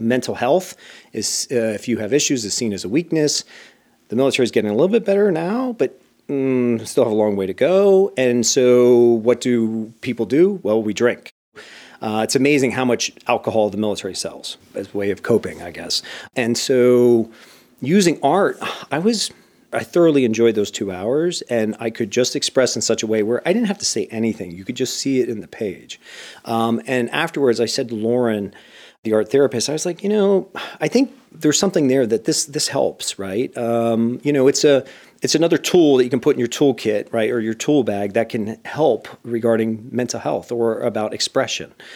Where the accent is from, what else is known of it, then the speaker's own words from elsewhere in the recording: Bethlehem, Pennsylvania, United States; moved away as an adult; also born or lived in Indiana; I grew up in a steel town known as Bethlehem